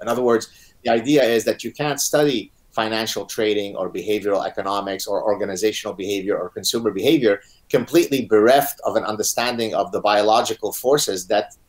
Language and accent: English; Lebanon; born or raised there; first language Arabic; English is a second language; also born or lived in Montreal, Canada; now in Canada